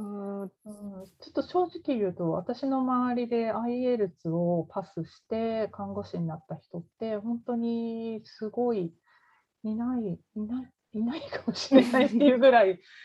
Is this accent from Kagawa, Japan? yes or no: no; Tokyo, Japan; moved away as an adult; now in Canada; 私、東京の出身なんですけど、あの東京に米軍基地があって、その近くに住んでたんですね。